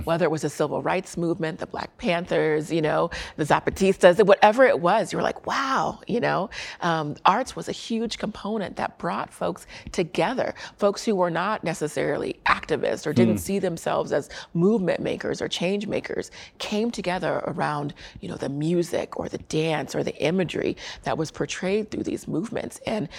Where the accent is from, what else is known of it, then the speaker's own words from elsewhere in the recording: Germany; born there; also born or lived in Colorado Springs / Korea; I'm a military brat, so I graduated high school in Colorado Springs as well. But I was born in Germany and lived in Korea and all around